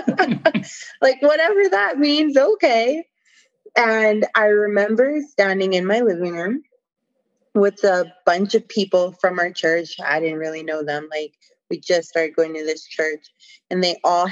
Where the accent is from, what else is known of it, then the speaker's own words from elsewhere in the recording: Canada; I'm from Canada